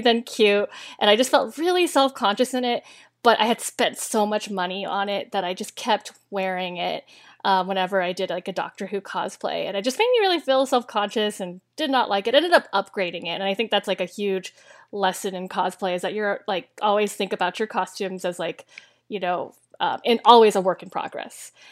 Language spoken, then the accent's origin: English; Tacoma, Washington, United States; moved away; I grew up in um, south of Seattle, um, in the Tacoma, Lakewood area, and, um, in Washington State.